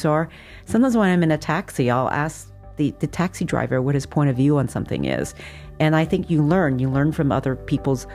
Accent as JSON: {"language": "English", "town": "Montreal", "region": "Quebec", "country": "Canada", "tie": "born or raised there", "moved": "yes", "lives_now": "United States", "said": "I grew up in Montreal"}